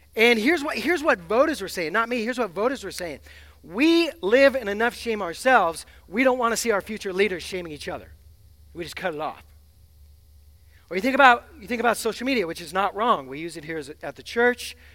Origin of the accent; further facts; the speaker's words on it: Seattle, Washington, United States; I'm from the West Coast. I'm from Seattle